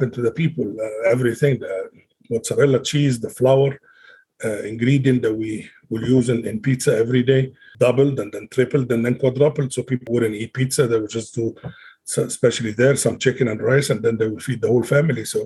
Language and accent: English; Alexandria, Alexandria Governorate, Egypt; moved away as an adult; now in Salt Lake City, United States; I came straight from Egypt, born and raised in Alexandria, Egypt, all my life